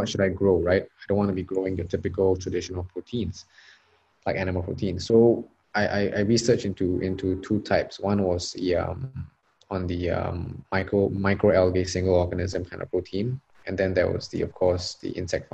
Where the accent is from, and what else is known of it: Singapore; also born or lived in Australia